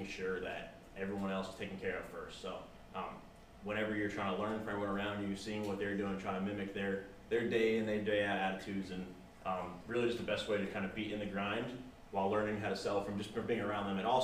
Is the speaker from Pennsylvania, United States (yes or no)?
no; New Jersey, United States; moved away as an adult; also born or lived in Miami; now in Nashville, United States; I'm originally from New Jersey, born and raised there.